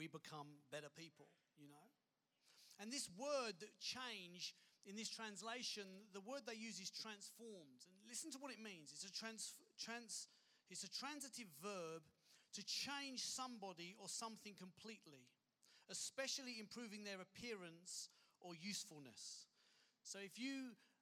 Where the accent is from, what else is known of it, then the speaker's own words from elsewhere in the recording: United Kingdom; moved away as an adult; also born or lived in London / Kent / Dorset; now in Perth, Australia; I grew up in London and Kent in the UK.